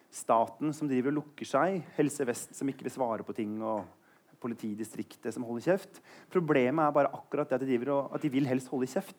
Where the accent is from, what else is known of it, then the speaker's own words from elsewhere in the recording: Eastern Norway, Norway; Jeg er på sånn fornavnskjør fordi jeg kommer fra Østlandet